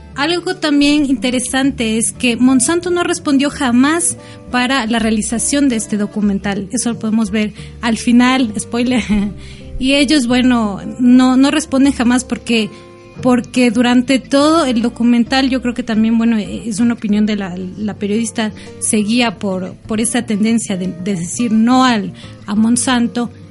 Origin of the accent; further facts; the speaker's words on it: Ecuador; yo como ecuatoriana tengo mi identidad